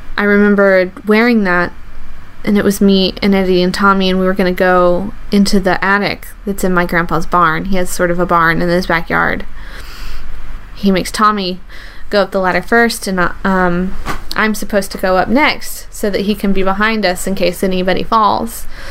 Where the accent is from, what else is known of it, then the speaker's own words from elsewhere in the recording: the South, United States; I grew up in the South